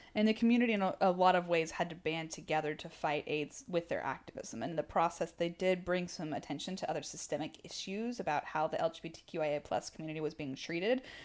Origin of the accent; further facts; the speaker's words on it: Texas, United States; I'm from Texas